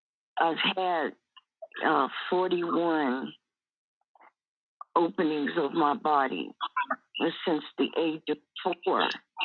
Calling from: Tucson, Arizona, United States; I'm calling from Tucson, Arizona, from Divine Gables.

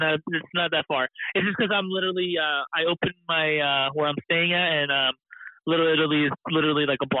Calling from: San Diego, California, United States; I am calling in from the lovely city of San Diego.

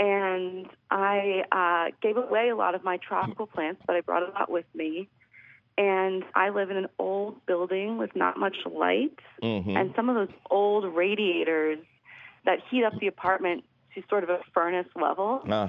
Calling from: Philadelphia, Pennsylvania, United States; I'm calling from Philadelphia. I'm calling from right in the middle of the city.

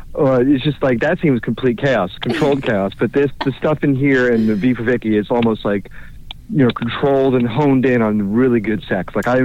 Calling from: Orlando, Florida, United States; calling from Orlando.

